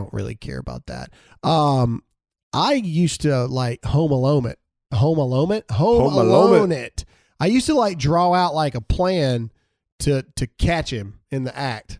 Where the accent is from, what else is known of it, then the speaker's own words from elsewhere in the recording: Caledonia, United States; where we grew up in Caledonia, the post office actually had somebody there that would write back all the letter. But granted, you got to remember where I grew up, there was only like 100 kids.